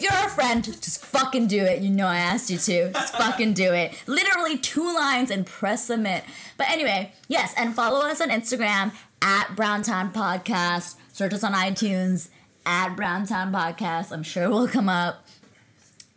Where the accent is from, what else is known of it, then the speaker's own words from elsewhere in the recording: Bangladesh; moved away; I'm from Bangladesh